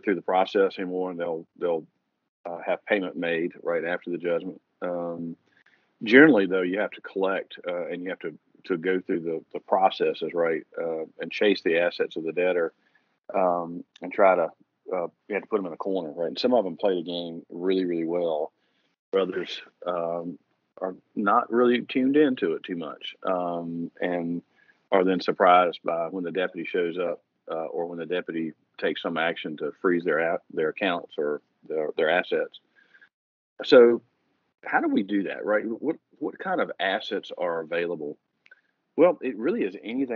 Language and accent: English; Philadelphia, Pennsylvania, United States; I grew up in Roxborough